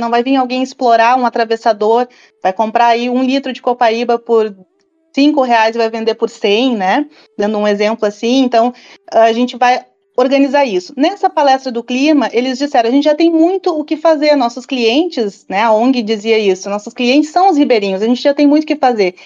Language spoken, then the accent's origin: Portuguese; Rio Grande do Sul, Brazil; Eu sou do Rio Grande do Sul